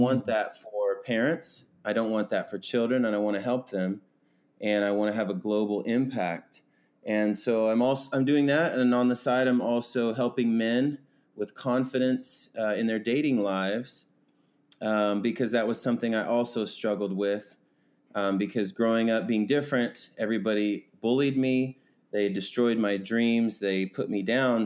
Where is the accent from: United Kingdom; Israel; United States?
United States; Kansas; I was born and raised in Kansas